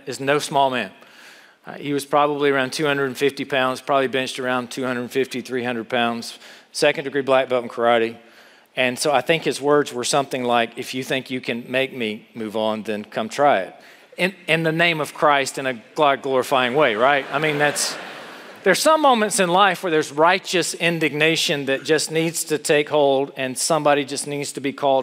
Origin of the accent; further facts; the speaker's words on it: South Carolina, United States; moved away; I grew up in South Carolina